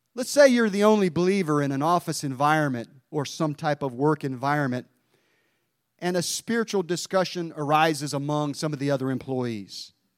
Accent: Mount Airy, North Carolina, United States; my hometown of Mount Airy

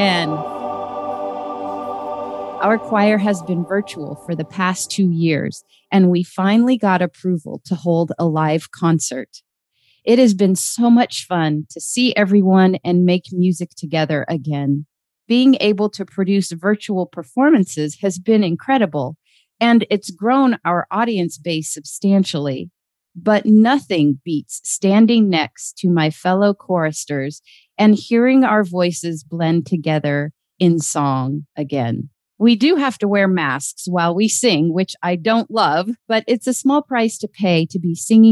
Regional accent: Fairbanks, Alaska, United States; moved away as an adult; Brian and I have known each other since we were kids growing up in Fairbanks, Alaska

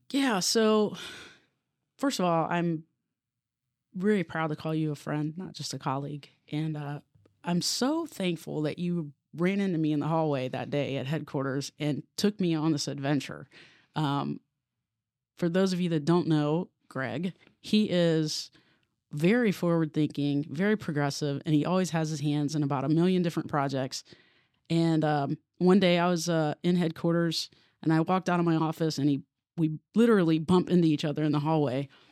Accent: Obetz, Ohio, United States; also born or lived in Columbus, Ohio; I'm from Columbus. Um, I grew up in Obetz, went to Hamilton Township, which is the southern part of, uh, Franklin County.

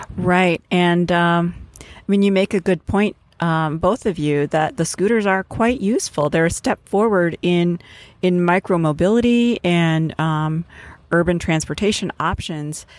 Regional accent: Wisconsin, United States; my home state of Wisconsin

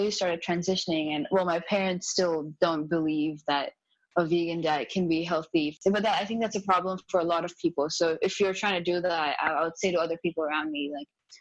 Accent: India; born or raised there; English is a second language; moved away

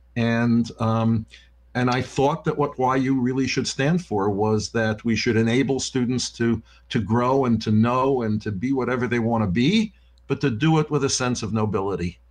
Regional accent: Yonkers, New York, United States; I was born in New York and I was raised in Yonkers, New York

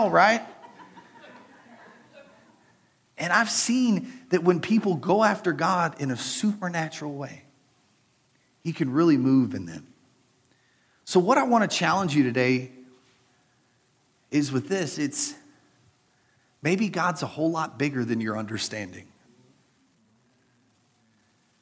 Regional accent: United States

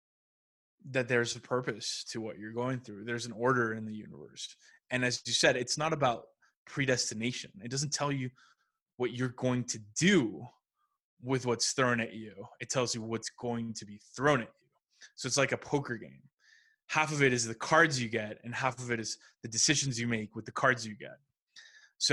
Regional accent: Mexico; I grew up in Mexico

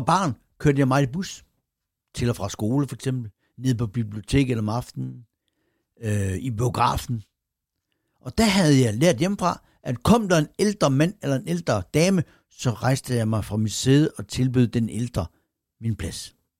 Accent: Randers, Central Denmark Region, Denmark; min barndom i det nordlige Randers

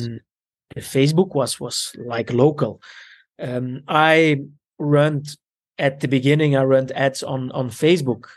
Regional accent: Antwerp, Flanders, Belgium; also born or lived in Italy; I grew up in Belgium with my Italian parents

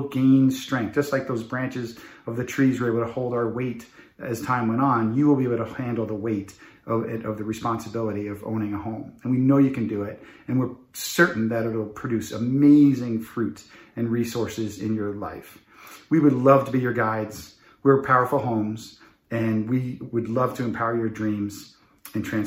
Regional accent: Long Island, New York, United States; When I was a young child, last of seven kids growing up in Long Island

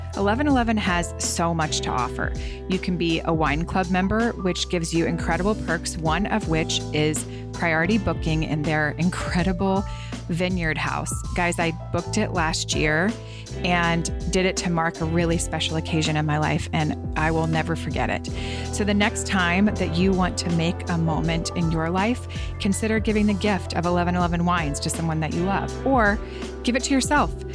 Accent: the South, United States; growing up in the South

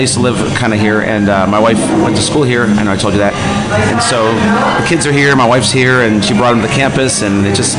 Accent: Buffalo, New York, United States; also born or lived in Tampa, Florida; now in Florida, United States; Even though I'm originally from Buffalo, but still, I've been to Florida a long time

